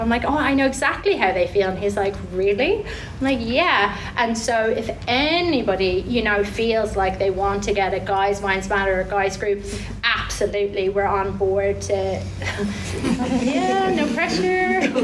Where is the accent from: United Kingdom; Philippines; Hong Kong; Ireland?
Ireland; moved away as an adult; now in Taranaki, New Zealand; I'm Irish. We came about six years ago, myself and my three girls and my partner Shane